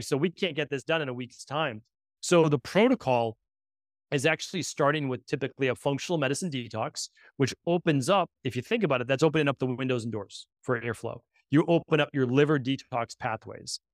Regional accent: New England, United States; I'm from New England

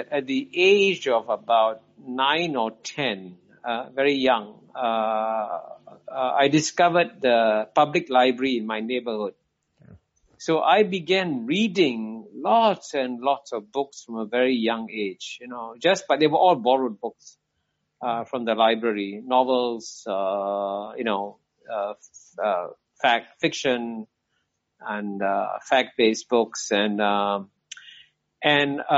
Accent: Singapore; I was born here in 1948. So that's how I ended up not being born in Pakistan, but in Singapore

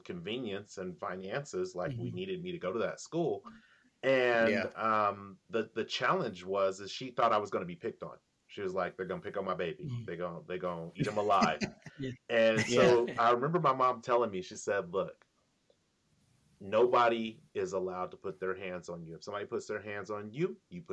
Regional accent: Sacramento, California, United States; also born or lived in Antelope, California; I grew up literally in the Heights. I think I was born in like Antelope for 2 months, and then I moved to the Heights.

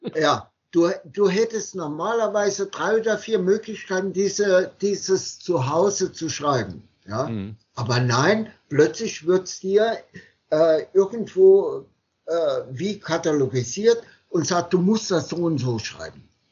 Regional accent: Saarland, Germany; ich als Saarländer

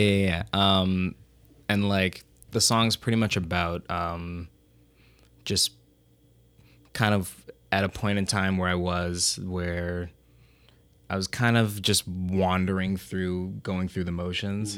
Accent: Rochester, New York, United States; I'm originally from Rochester

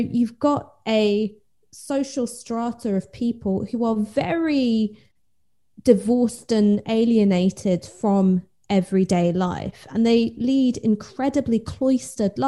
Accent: London, United Kingdom; I grew up in North London

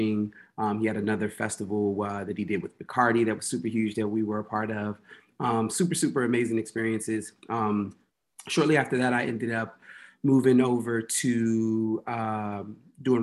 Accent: Washington, District of Columbia, United States; moved away as an adult; now in New Jersey, United States; I'm originally from Washington, D.C., currently living in New Jersey

